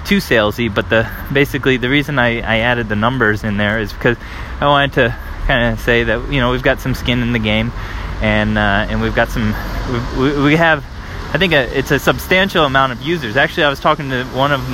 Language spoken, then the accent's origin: English; United States; moved away as an adult; now in Paris, France; I'm an American living in Paris, France at the moment